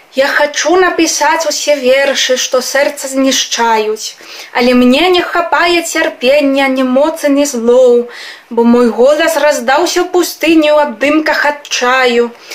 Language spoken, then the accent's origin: Belarusian; Spain; Belarusian is a second language; Я з Гішпаніі